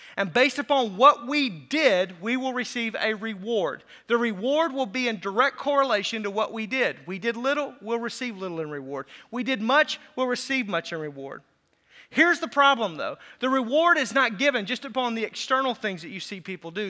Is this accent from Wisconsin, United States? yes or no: yes; Racine County, south Wisconsin, United States; I'm from Racine County. That's where the accent comes from, just south Wisconsin.